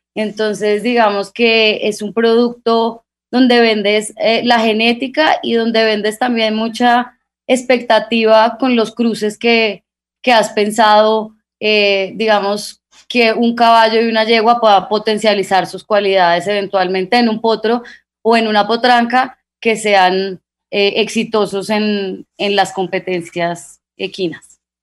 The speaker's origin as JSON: {"language": "Spanish", "town": "Guamo", "region": "Tolima", "country": "Colombia", "said": "somos tolimenses, somos del Guamo, Tolima"}